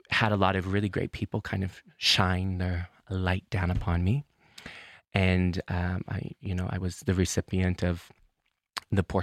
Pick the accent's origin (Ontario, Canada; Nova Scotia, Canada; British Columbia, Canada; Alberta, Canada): Nova Scotia, Canada; Truro; moved away as an adult; now in Copenhagen, Denmark; I'm from Nova Scotia. I'm from a place called Truro. It is a, a historically black um, community. Um, that has its ties to um, the Great Migration.